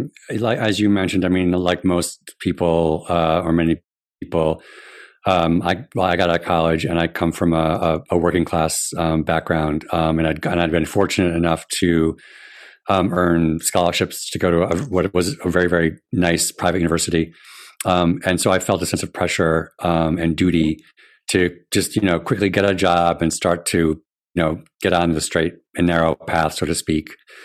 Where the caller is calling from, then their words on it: Rhode Island, United States; I am joining you from my den in my home in Rhode Island.